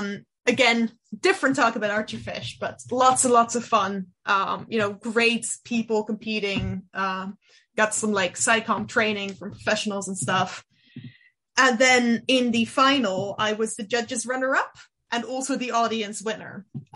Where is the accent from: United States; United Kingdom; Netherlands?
Netherlands; first language Dutch; English is a second language; science communication there in Dutch, which it is my native language